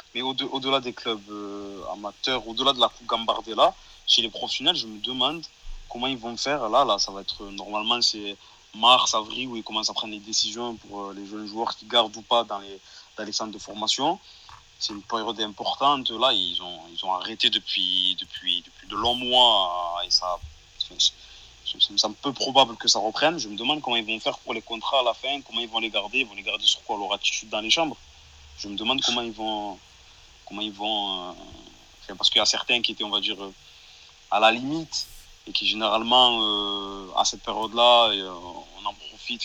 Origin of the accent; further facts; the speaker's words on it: Marseille, Provence-Alpes-Côte d'Azur, France; en tant que Marseillais